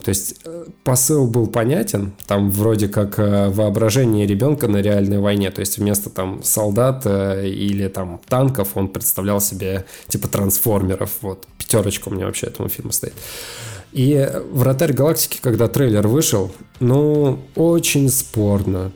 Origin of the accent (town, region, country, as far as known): Sosnovy Bor, Leningrad Oblast, Russia; born or raised there; moved away